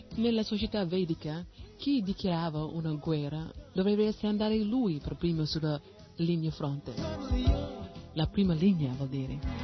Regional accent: United States; Italian is a second language; now in Italy; io sono nata negli Stati Uniti, ma non è come mi sono identificata, eh, così con quel paese

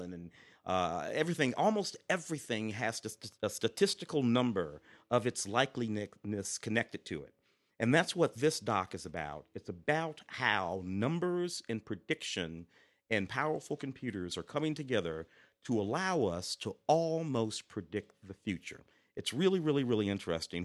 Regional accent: Midwest, United States; growing up in the Midwest

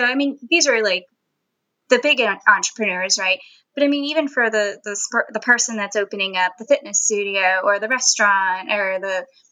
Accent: Florida, United States; first language Spanish; English is a second language; being in a predominantly English-speaking area of Florida, I only spoke English after

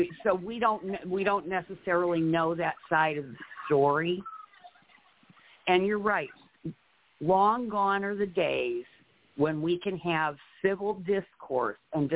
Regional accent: Ohio, United States; I was a child back then, but I remember I grew up in Ohio

